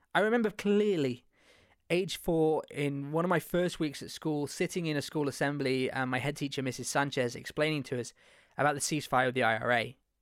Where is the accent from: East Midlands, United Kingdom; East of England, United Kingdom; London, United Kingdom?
East Midlands, United Kingdom; Leicester; moved away; I grew up in Leicester, where there is a large Hindu population.